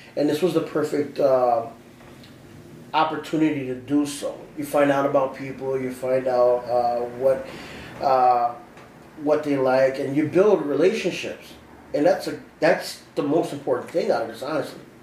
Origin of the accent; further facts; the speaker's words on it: Aurora, Illinois, United States; I am from Aurora, Illinois. I was born and raised here